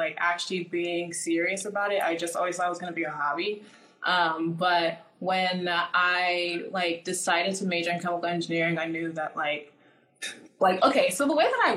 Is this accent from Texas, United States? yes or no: yes; Houston, Texas, United States; also born or lived in Nigeria / Atlanta / Philadelphia / New York; I was born in Nigeria, but I grew up in America